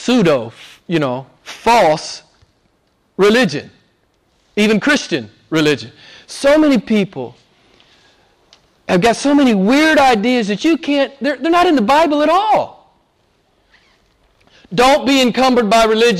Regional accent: the South, United States; moved away; I'm from the South in the U.S.

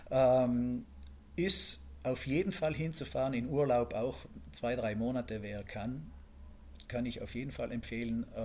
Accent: Iran; born there; ja ich bin okay. im Iran geboren und äh, ja.

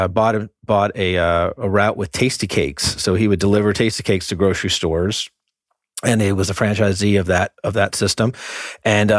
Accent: Orlando, Florida, United States; also born or lived in New Jersey; now in Atlanta, United States; I consider Florida a home, Orlando, predominantly, moved around the state quite a bit.

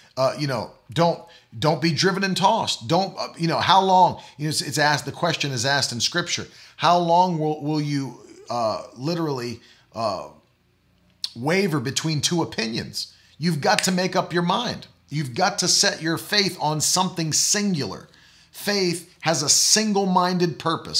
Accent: West Virginia, United States; also born or lived in Oklahoma; now in Florida, United States; I'm from West Virginia, and I love West Virginia

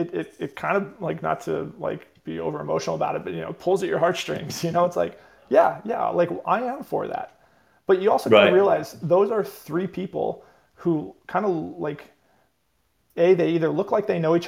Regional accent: United States; we're all Americans

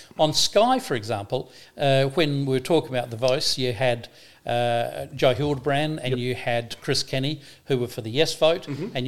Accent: Scotland, United Kingdom; now in Australia; I'm a Scotsman.

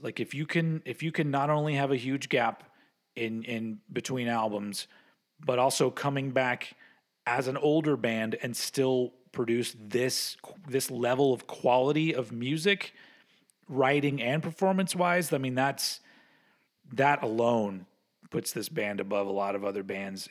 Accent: United States; I'm, I'm an American

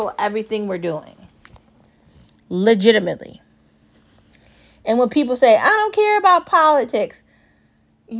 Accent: United States; as an American

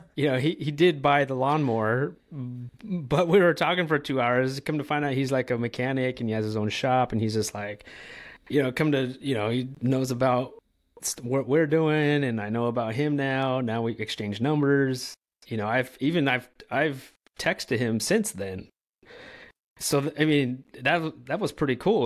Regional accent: California, United States; moved away as an adult; now in North Carolina, United States; I'm from California

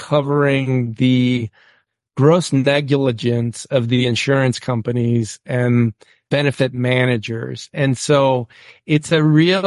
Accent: New Mexico, United States; I'm from New Mexico, I was raised there

